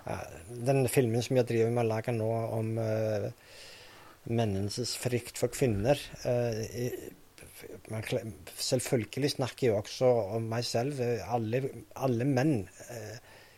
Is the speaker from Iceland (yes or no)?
yes; Reykjavik, Iceland; Norwegian is a second language; moved away as an adult; also born or lived in Vestmannaeyjar, Iceland; now in Norway; Mens jeg bodde i Reykjavik, eller familien bodde i Reykjavik, og så etter at vi flytta fra Reykjavik til Vestmaner